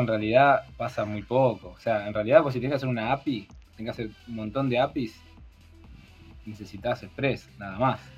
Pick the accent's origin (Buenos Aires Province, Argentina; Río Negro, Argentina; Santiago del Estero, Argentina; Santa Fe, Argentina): Buenos Aires Province, Argentina; Garín; now in Pilar, Argentina; soy de Garín, ahora estoy viviendo en Pilar.